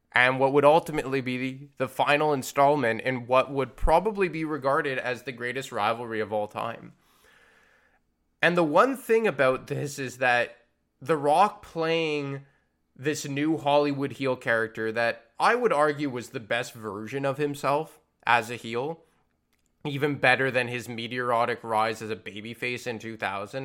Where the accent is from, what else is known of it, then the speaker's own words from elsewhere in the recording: Montreal, Quebec, Canada; it was in Montreal, my hometown